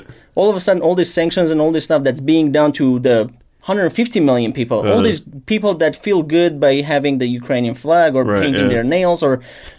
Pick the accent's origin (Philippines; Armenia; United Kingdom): Armenia; I'm Armenian